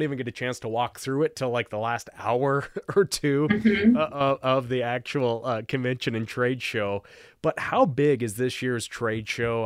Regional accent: Montana, United States; Obviously, I'm from Montana

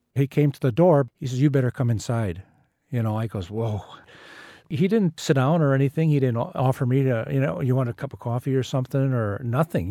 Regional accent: Wisconsin, United States; I'm from Wisconsin

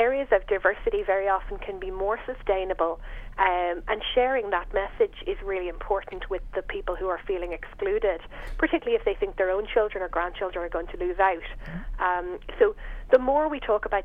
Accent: Fingal, Leinster, Ireland; moved away as an adult; also born or lived in Northern England; I grew up in Fingal, and I went to England

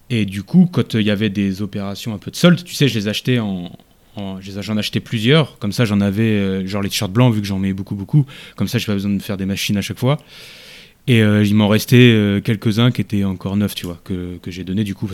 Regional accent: France; moi, je suis français.

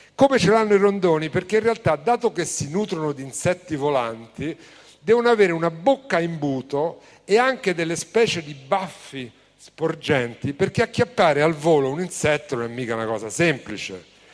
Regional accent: Rome, Lazio, Italy; Io vengo da Roma

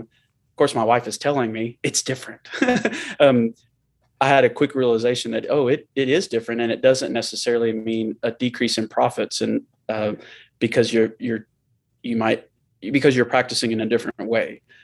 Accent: Murfreesboro, Tennessee, United States; I grew up in Murfreesboro, where we live now

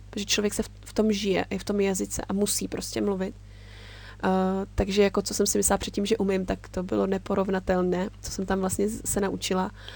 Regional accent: Czechia; moved away as an adult; also born or lived in Japan; Já jsem tam přijela jako takový ten typický Čech

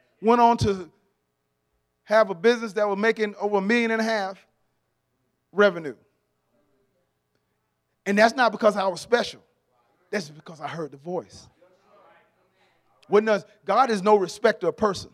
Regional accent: Atlanta, Georgia, United States; I'm from Atlanta, born and raised in Atlanta

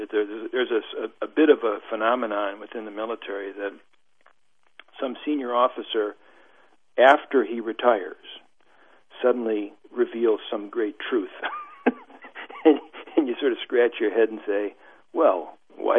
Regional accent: United States; I'm an American academic

